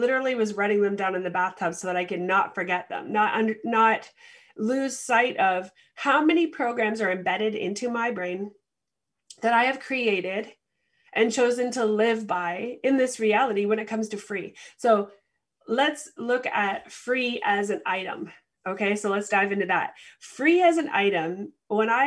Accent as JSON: {"language": "English", "country": "Canada", "said": "the experience I have as a Canadian"}